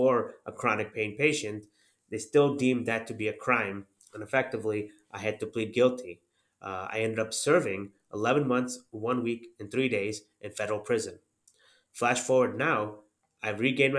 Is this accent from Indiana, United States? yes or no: yes; Northwest Indiana, United States; also born or lived in Chapel Hill, North Carolina / Jeffersonville, Indiana; And then we moved to the Chicagoland area. Northwest Indiana is pretty much a suburb of Chicago